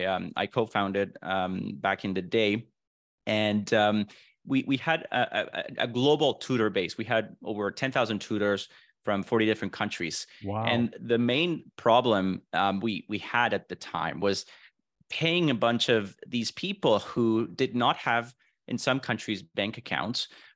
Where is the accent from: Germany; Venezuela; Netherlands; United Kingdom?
Venezuela; also born or lived in Vancouver, Canada; now in Miami, United States; So I was born and raised in Venezuela, moved to Vancouver, Canada in 2009. I spent the last 14 years almost in Vancouver. And then I recently moved to Miami, Florida in November of 2022, last year.